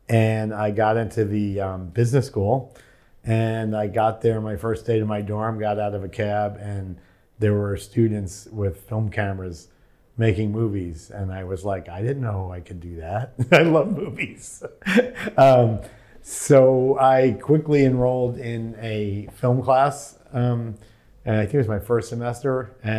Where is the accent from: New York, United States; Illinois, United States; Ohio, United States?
New York, United States; Shirley; Shirley's like a little blue-collar town. It's funny because it was far enough out that people didn't commute to New York City unless they went to a concert.